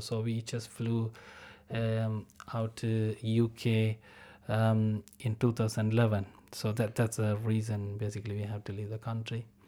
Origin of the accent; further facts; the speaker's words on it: Sri Lanka; I'm from Sri Lanka, so I born in a, um, a war zone